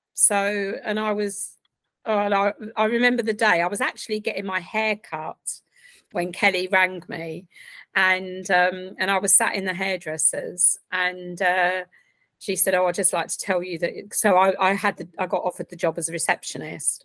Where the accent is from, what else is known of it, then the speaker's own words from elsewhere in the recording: Essex, East of England, United Kingdom; now in Reading, United Kingdom; originally from Essex